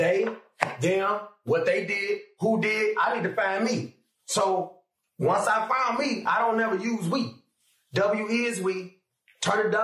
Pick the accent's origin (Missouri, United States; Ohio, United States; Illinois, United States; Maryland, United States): Illinois, United States; Chicago; I'm from Chicago